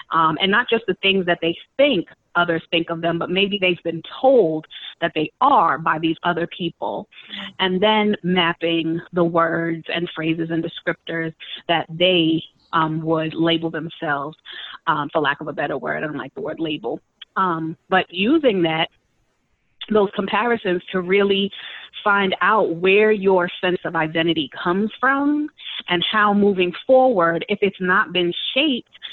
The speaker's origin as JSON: {"language": "English", "town": "New York City", "region": "New York", "country": "United States", "tie": "born or raised there", "said": "They're wonderful places. I call them home. You know, those, that's my hometown."}